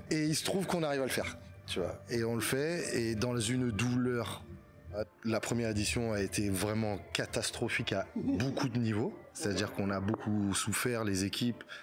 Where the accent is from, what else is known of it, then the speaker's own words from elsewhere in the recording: Martinique, France; tout le monde pense que je suis marocain, et en fait, je suis martiniquais.